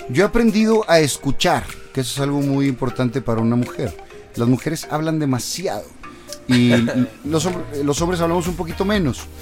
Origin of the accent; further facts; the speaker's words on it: Monterrey, Nuevo León, Mexico; accent: regio; vamos a la Ciudad de México y más lo marcamos para que se note que somos regios.